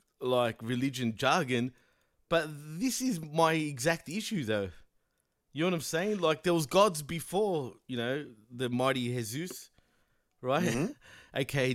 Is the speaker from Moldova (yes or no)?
no; Australia; and I'm from Australia.